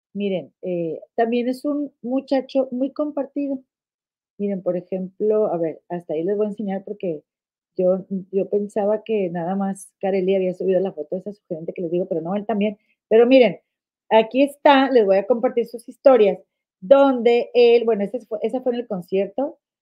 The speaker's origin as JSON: {"language": "Spanish", "town": "Monterrey", "region": "Nuevo León", "country": "Mexico", "tie": "born or raised there", "moved": "yes", "lives_now": "United States", "said": "en Nuevo León, en mi estado donde yo nací"}